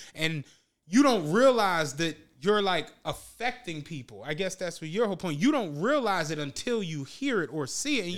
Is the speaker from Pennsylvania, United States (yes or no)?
yes; Philadelphia, Pennsylvania, United States; I'm from Philly.